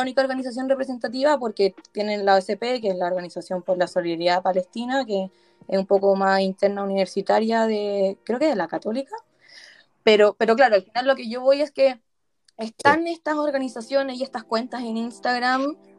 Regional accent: Chile; nosotros somos judíos y también somos chilenos

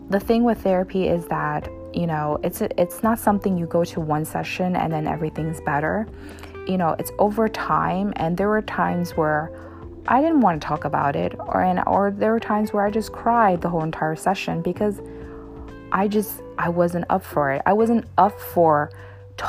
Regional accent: United States; I'm Asian American

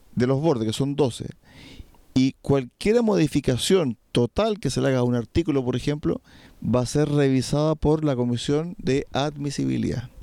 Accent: Chile; nuestro país

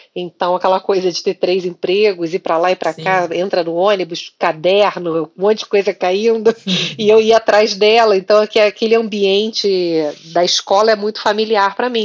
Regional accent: Rio de Janeiro, Brazil; eu sou carioca

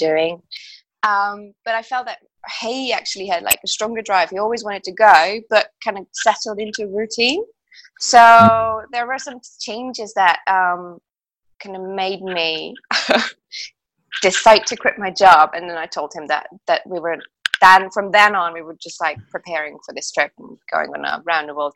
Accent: Hungary; moved away as an adult; also born or lived in Zaragoza, Spain; now in Madrid, Spain; I'm Hungarian or that I'm an English teacher or that I live in Spain

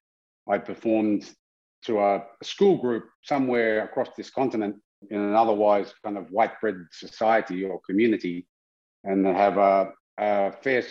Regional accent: Sydney, New South Wales, Australia; I was a mixed blood Dangari boy growing up in Western Sydney

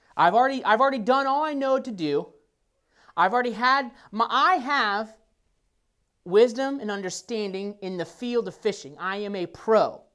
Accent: Nebraska, United States; moved away; I grew up in Nebraska

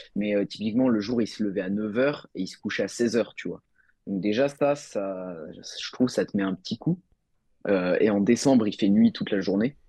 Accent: Nantes, Pays de la Loire, France; je suis de Nantes

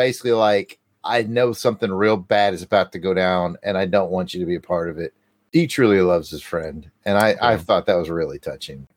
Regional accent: Alabama, United States; I'm from Alabama.

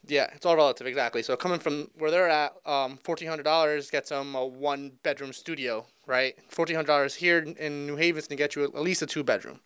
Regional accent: East Haven, Connecticut, United States; I grew up here in the East Haven area, right where our office is

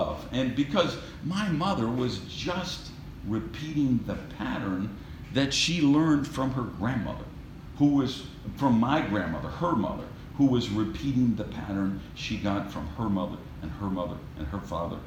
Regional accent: Madison, Wisconsin, United States; we were raised in Madison, Wisconsin

